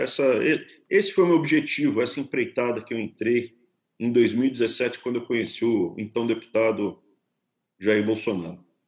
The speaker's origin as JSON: {"language": "Portuguese", "region": "São Paulo", "country": "Brazil", "tie": "born or raised there", "said": "eu sou, cara, um paulistano, nasci em São Paulo"}